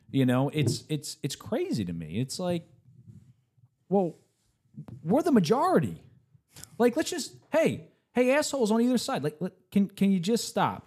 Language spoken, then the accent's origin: English; United States; I'm an American